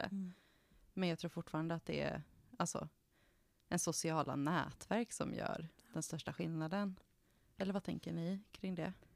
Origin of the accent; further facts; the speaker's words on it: central Sweden, Sweden; moved away as an adult; Jag växte upp i en jätteliten landsbygdsort i mm. Mellansverige